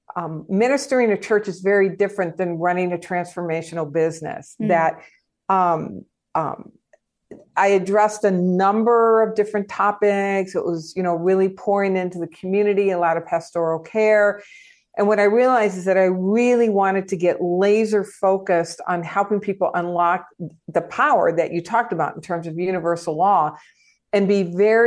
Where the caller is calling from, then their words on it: Tucson, Arizona, United States; I am in Tucson, Arizona.